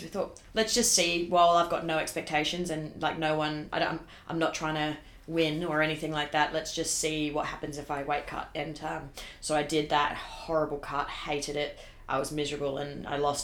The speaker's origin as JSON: {"language": "English", "town": "Darwin", "region": "Northern Territory", "country": "Australia", "tie": "born or raised there", "said": "I grew up in Darwin"}